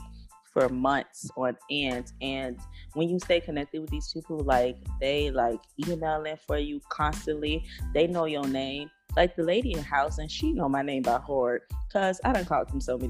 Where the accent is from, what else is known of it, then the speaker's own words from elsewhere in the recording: Opa-locka, Florida, United States; now in Philadelphia, United States; Bunch Park, Opa-locka